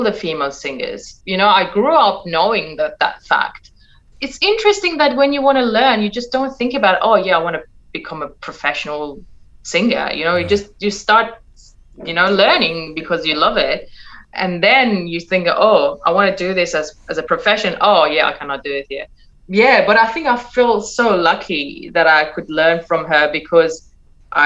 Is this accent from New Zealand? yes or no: no; Iran; born or raised there; moved away as an adult; now in Perth, Australia